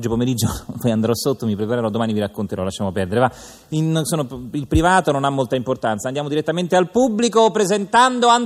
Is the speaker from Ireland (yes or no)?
yes; Ireland; Italian is a second language; non è molto italiano, ma insomma sono irlandese, perdonate.